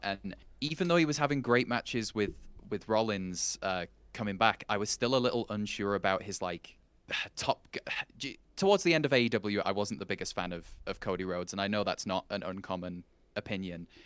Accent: England, United Kingdom; as an Englishman

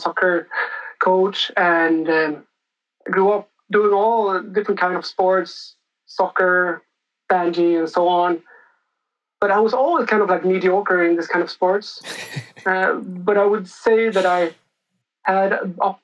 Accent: Stockholm, Stockholm County, Sweden; moved away as an adult; I come from Sweden. I grew up in the capital. So I grew up in Stockholm in Sweden

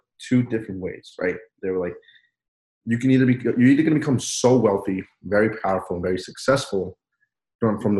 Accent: Peru; now in United States; I wasn't born here. I was born in Peru.

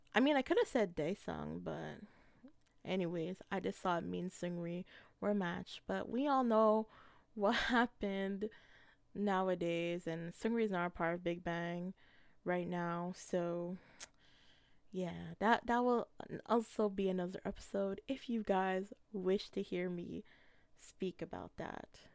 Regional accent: Canada; as a Filipino Canadian

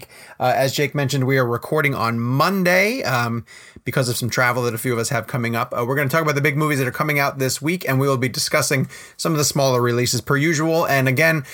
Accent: New York, United States; moved away; I'm from New York originally

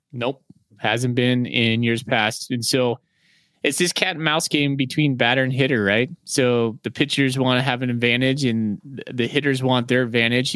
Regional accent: Great Falls, Montana, United States; now in Spokane, United States; I grew up in Great Falls, Montana

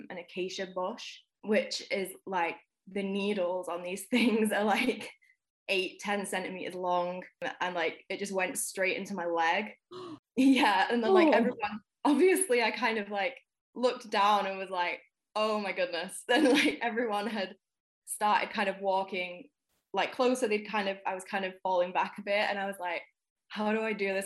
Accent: Manchester, North West England, United Kingdom; now in Nottingham, United Kingdom; I'm located in Nottingham in the UK at the moment. I'm originally from Manchester

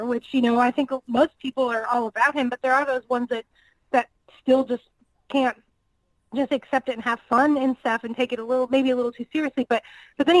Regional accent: Northwest Indiana, United States; now in Kansas City, United States; I'm originally from Northwest Indiana

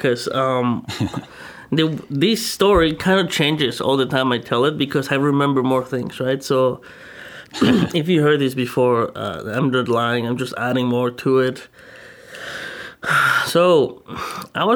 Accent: Mexico; moved away; I'm originally from Mexico

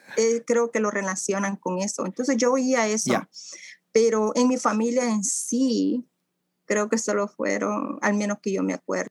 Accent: Ciudad Delgado, San Salvador, El Salvador; now in Canada; Yo nací en El Salvador

